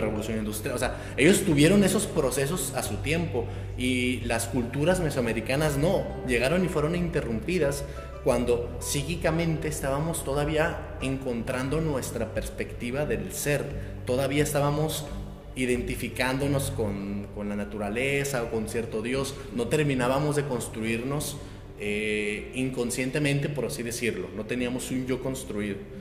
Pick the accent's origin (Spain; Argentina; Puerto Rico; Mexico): Mexico; nos define como mexicanos, somos mitad y mitad